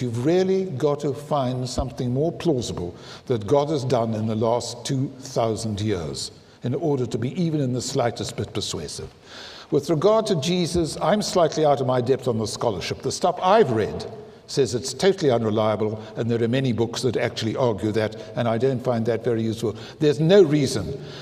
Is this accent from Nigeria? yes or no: no; South Africa; I'm South African